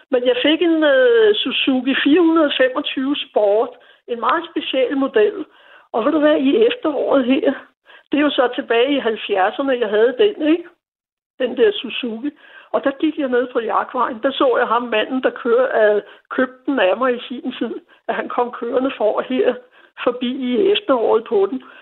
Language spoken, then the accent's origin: Danish; Copenhagen, Capital Region of Denmark, Denmark; jeg er født og opvokset her på Nørrebro